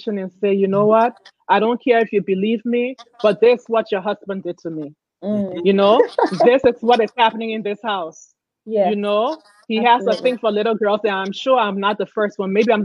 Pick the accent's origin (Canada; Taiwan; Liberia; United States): Liberia; moved away; I grew up in Liberia